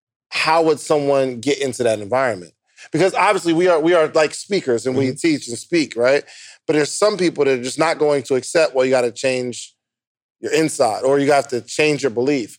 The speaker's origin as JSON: {"language": "English", "region": "New Jersey", "country": "United States", "tie": "born or raised there", "said": "So, when I'm growing up in New Jersey, if you had a job making $18 an hour"}